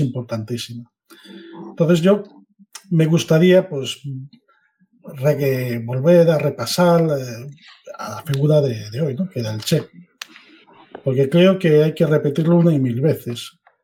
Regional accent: Spain; Como español de 44 años

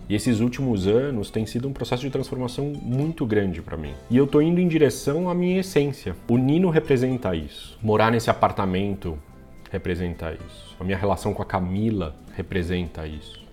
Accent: São José dos Campos, São Paulo, Brazil; Quando eu era pequeno, morava em São José dos Campos, quando eu era bem pequenininho

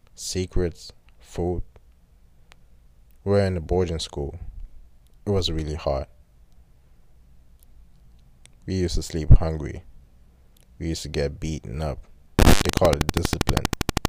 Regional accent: Wuppertal, North Rhine-Westphalia, Germany; So I was born in Germany, North Rhine-Westphalia, in a town called Wuppertal. I was raised by my mom.

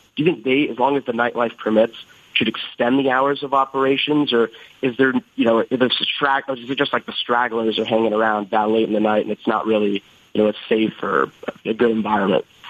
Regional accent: Las Vegas, Nevada, United States; moved away as an adult; now in Boston, United States; I'm from Vegas

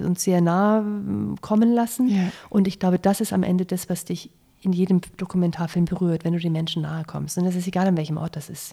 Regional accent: Germany; also born or lived in Munich; bei uns in Deutschland

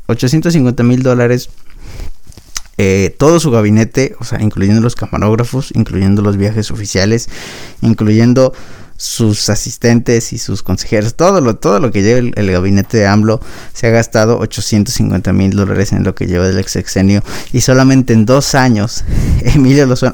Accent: Mexico

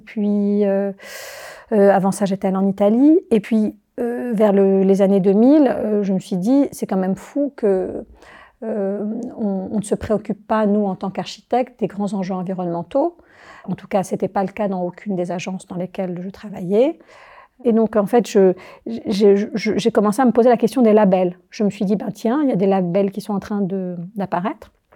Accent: Algiers, Algiers Province, Algeria; also born or lived in Paris, France; now in Chablais, Switzerland; je suis algérienne, je suis née à Alger.

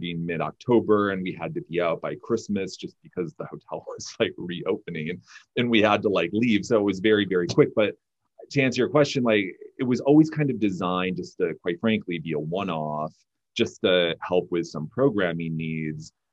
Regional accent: Michigan, United States; now in California, United States; growing up in Michigan

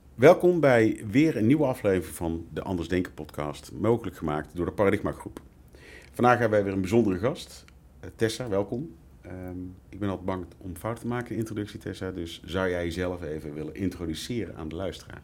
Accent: North Brabant, Netherlands; accent: Brabant; Zoals dus je hoort, wellicht aan mijn tongval kom ik uit Brabant.

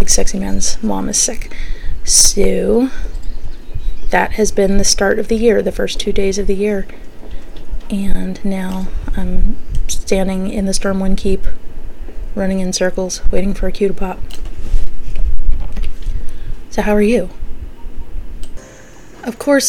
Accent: Pennsylvania Dutch territory, United States; I'm from Pennsylvania Dutch territory

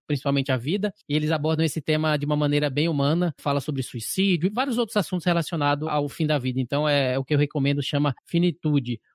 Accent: Bahia, Brazil; eu sou baiano, né, Bahia e tal, então onde eu nasci e cresci

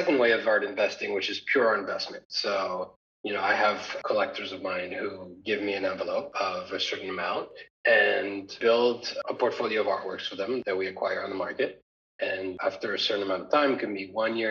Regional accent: Paris, Île-de-France, France; moved away as an adult; also born or lived in United States; now in London, United Kingdom; I was born and raised in Paris

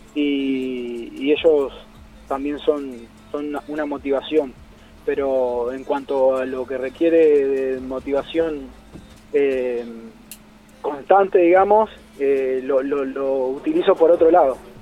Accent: Santa Fe, Argentina; soy de Santa Fe Capital.

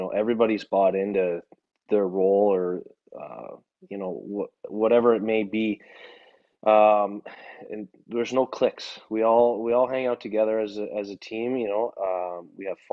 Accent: Kitchener, Ontario, Canada; my hometown

